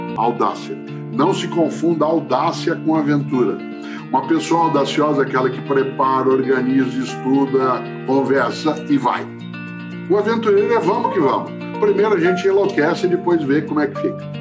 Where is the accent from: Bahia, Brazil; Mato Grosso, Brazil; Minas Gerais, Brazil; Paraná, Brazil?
Paraná, Brazil; Londrina; accent: caipira; now in São Paulo, Brazil